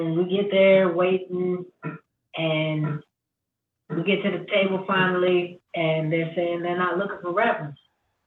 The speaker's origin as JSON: {"language": "English", "town": "Oklahoma City", "region": "Oklahoma", "country": "United States", "tie": "born or raised there", "said": "we grew up in Oklahoma City, in the urban areas"}